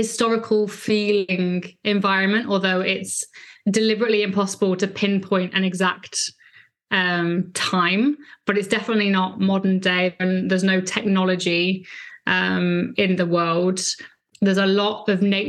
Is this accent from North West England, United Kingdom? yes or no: yes; Lancashire, North West England, United Kingdom; I grew up in Lancashire